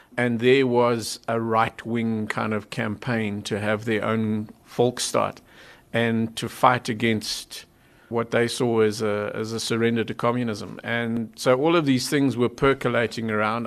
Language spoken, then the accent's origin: English; Zimbabwe; now in South Africa; I, am not a South African, I was born in Zimbabwe